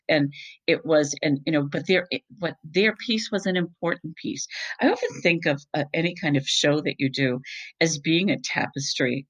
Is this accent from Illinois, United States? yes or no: no; Boston, Massachusetts, United States; moved away; I'm originally from the Boston area